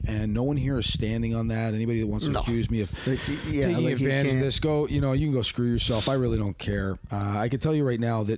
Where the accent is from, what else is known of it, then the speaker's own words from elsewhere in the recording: Hamilton, Ontario, Canada; he comes from my hometown